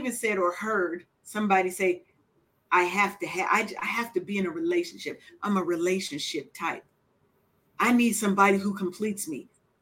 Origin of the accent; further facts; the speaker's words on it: Seattle, Washington, United States; I'm from Seattle, but my people is from the South.